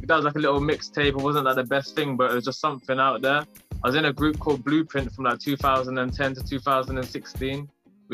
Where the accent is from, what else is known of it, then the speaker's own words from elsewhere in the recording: Bedford, East of England, United Kingdom; I'm a rapper from Bedford in the UK